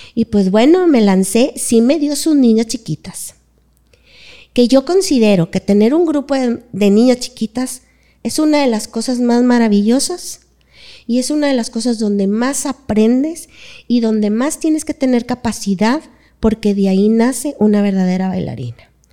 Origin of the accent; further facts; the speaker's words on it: Monterrey, Nuevo León, Mexico; soy de aquí de Monterrey, toda mi vida estaba aquí